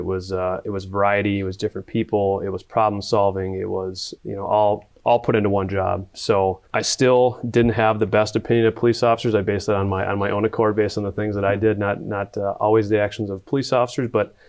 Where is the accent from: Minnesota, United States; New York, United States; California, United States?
Minnesota, United States; Rosemount; I grew up in Rosemount, born and raised right on the border, Inver Grove, Egan, Rosemount area.